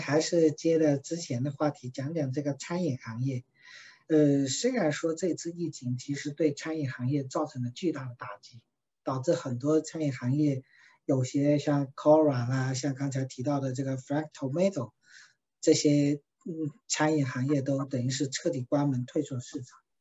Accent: China; 它的创始人是我们中国人

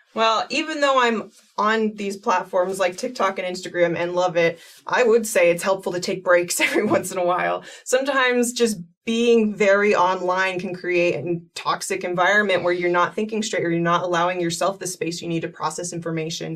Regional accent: East Coast, United States; moved away as an adult; now in Utah, United States; I grew up on the East Coast, but I've lived here in Utah for the last like 12 years

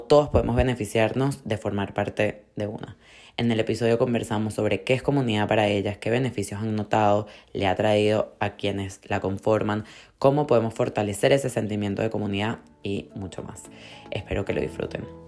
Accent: Venezuela; moved away; porque nosotros somos venezolanas

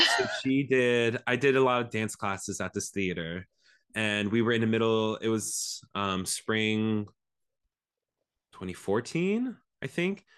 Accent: Stavanger, Rogaland, Norway; now in Los Angeles, United States; I was born in Stavanger, Norway. Um, my whole family, we're all from there.

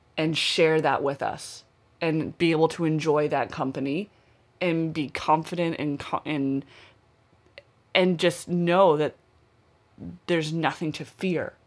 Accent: Westville, Nova Scotia, Canada; Westville's my hometown, it's where I grew up

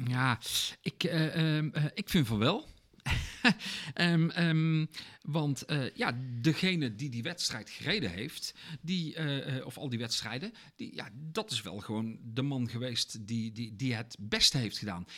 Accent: Netherlands

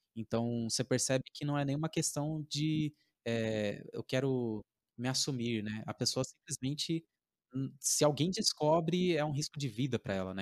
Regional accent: Alvarenga, São Paulo, Brazil; lá na minha, na minha quebrada, por exemplo, lá no Alvarenga

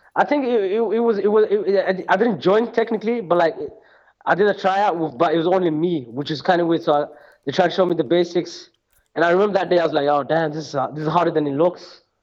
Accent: Birmingham, West Midlands, United Kingdom; also born or lived in Somalia (parents); now in Norway; Growing up in Birmingham

